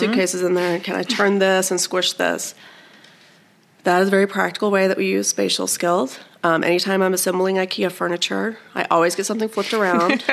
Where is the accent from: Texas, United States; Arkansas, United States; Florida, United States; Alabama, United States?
Alabama, United States; moved away as an adult; also born or lived in Iowa; I was born and raised in Alabama and ended up back in Alabama